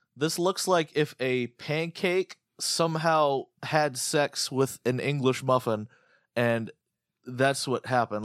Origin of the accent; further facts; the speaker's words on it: United States; I'm fucking American, dude. We're, we don't eat crumpets.